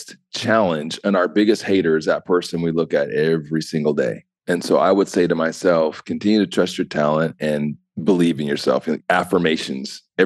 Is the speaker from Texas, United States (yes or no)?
no; Utah, United States; also born or lived in Ohio; I grew up in Utah. I'm originally from Ohio. I grew up in Utah